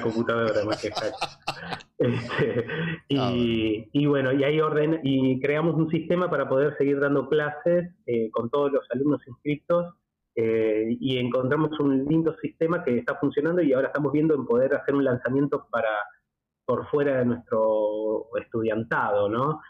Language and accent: Spanish; Argentina; also born or lived in Buenos Aires, Argentina; Yo, como argentino